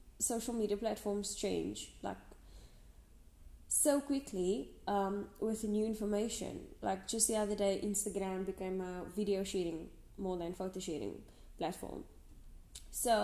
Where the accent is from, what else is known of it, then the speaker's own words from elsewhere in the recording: Western Cape, South Africa; I'm from the Western Cape, South Africa